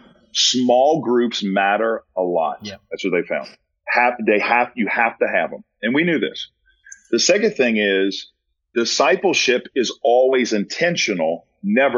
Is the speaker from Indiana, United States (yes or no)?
no; New Orleans, Louisiana, United States; I'm from New Orleans